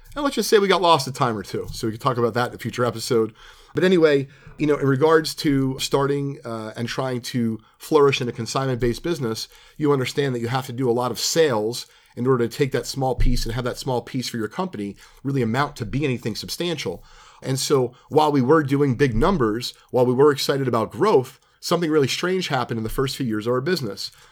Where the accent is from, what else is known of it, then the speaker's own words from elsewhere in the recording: New Jersey, United States; also born or lived in Brooklyn, New York / Sayreville, New Jersey / Manalapan, New Jersey / Alpine, New Jersey; I was living in Sayreville, New Jersey, but we moved out of there when I was in third grade